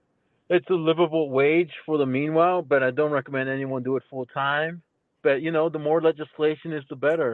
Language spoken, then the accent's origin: English; California, United States; I'm from California.